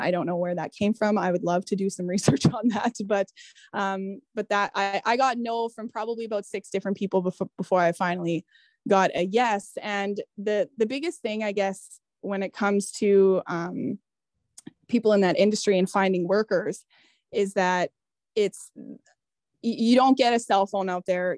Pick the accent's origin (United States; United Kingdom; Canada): Canada; Manitoba; moved away; I'm coming from Manitoba